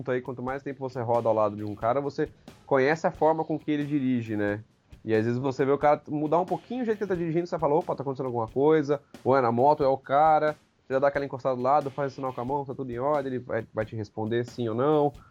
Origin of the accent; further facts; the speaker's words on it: Amparo, São Paulo, Brazil; Quer dizer, eu sou de Amparo, esse casal é de Curitiba, que é o Osmar e a Ângela, e eu fui conhecer eles lá em Brasília.